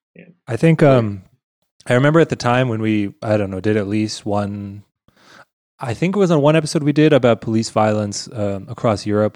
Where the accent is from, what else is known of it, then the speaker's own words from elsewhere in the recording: United States; now in Germany; as an American in Germany